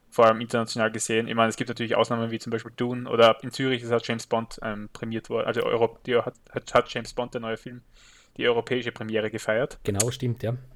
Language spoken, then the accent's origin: German; Austria; stimmt als Österreicher kommt man nicht so oft zu einem Filmfestival